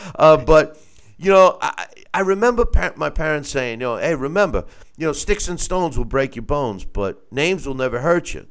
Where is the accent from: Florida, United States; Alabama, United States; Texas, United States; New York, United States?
New York, United States; Long Island; me growing up, I'm from Long Island